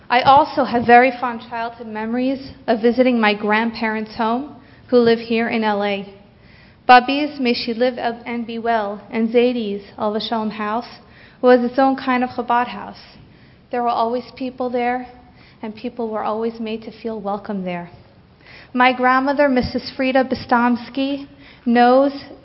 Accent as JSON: {"language": "English", "town": "Santa Monica", "region": "California", "country": "United States", "tie": "born or raised there", "said": "I grew up on Shluchas here in Santa Monica with my amazing parents and wonderful siblings"}